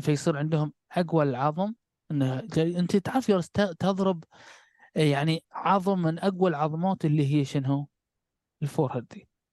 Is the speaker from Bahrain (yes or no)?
yes; Bahrain; احنا عندنا في البحرين نقول نكسر من المجاريف